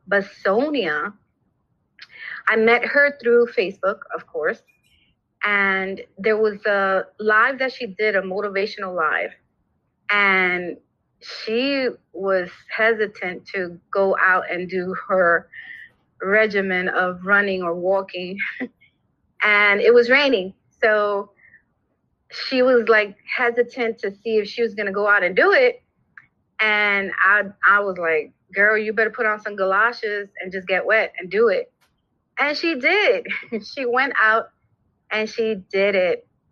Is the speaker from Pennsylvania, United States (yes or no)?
no; New York City, New York, United States; I'm from New York, Brooklyn